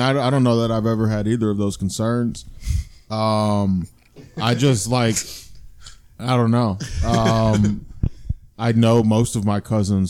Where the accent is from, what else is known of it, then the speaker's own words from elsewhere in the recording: Lorain, Ohio, United States; I grew up in Lorain and it was very vibrant when I was younger.